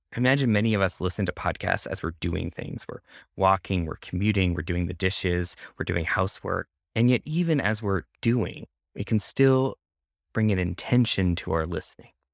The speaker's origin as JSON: {"language": "English", "country": "Canada", "moved": "yes", "lives_now": "United States", "said": "In my home country of Canada"}